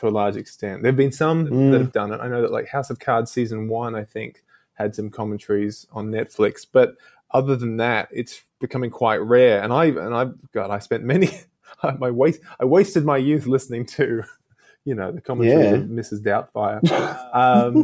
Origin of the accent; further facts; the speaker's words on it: Australia; as an Australian to have grown up with him